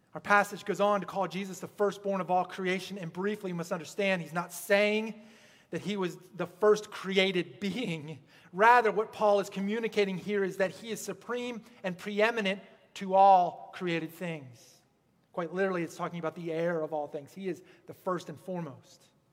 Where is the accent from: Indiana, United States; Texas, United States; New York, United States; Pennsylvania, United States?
Pennsylvania, United States; moved away; also born or lived in Pacific Northwest; I grew up in Pennsylvania, and the Appalachian Mountains, they kind of just roll.